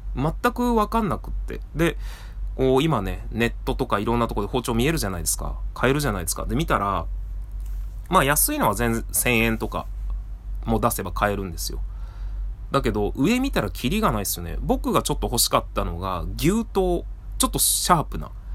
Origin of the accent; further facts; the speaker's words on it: Seki, Gifu, Japan; 僕の出身の岐阜県の関市というところが刃物で有名な町で